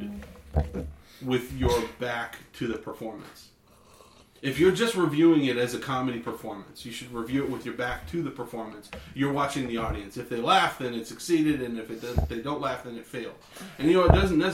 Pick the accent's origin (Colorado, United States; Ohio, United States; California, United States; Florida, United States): California, United States; Clovis; growing up in Clovis